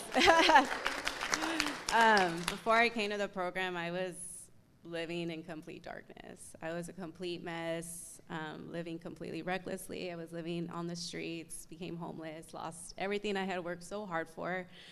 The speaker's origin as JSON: {"language": "English", "town": "Tacoma", "region": "Washington", "country": "United States", "tie": "born or raised there", "said": "I'm here from Tacoma, Washington, born and raised."}